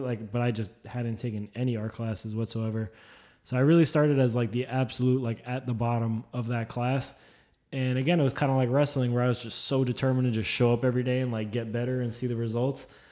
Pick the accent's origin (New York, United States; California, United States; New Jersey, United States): New Jersey, United States; where we grew up in Jersey